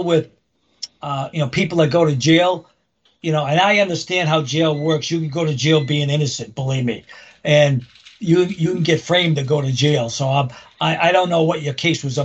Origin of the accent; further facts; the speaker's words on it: Framingham, Massachusetts, United States; I was born in Framingham.